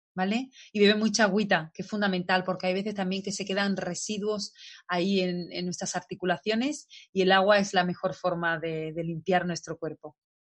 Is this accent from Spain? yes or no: yes; Spain; en mi país yo soy de España